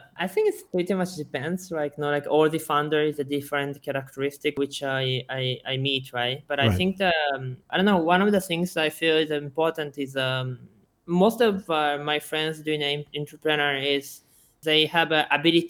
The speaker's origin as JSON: {"language": "English", "region": "Tokyo", "country": "Japan", "tie": "born or raised there", "also_born_or_lived": "Shizuoka City, Japan / Seattle, United States", "second_language": "English", "moved": "as an adult", "lives_now": "Vietnam", "said": "I was in Shizuoka City, but after a while, I moved to Tokyo. So most of my time, I grew up in Tokyo."}